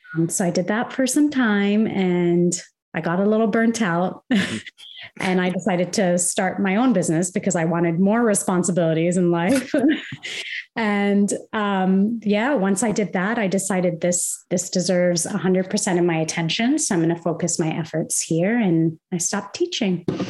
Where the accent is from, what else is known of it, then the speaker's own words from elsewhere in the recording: Kuwait; moved away as an adult; also born or lived in Arizona, United States / Indiana, United States; now in United States; I'm originally from Kuwait, which is in the Middle East. Uh, I was born and raised there, and I moved to the US to go to Arizona State University's interior design program